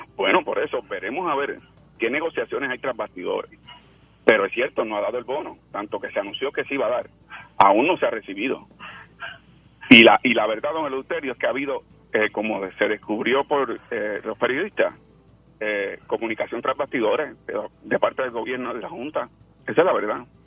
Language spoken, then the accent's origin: Spanish; Puerto Rico; nosotros los puertorriqueños